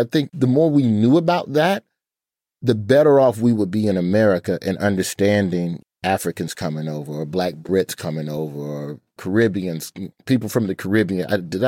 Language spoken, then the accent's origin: English; Birmingham, Alabama, United States; But growing up in Birmingham, growing up as a black child in a black city in a black side of town, it was very jovial.